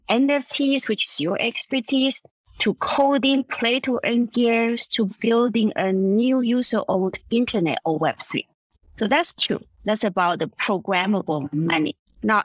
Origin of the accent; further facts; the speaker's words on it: Vienna, Austria; moved away; also born or lived in Taiwan; I was born in Taiwan. I grew up in Vienna, in Austria.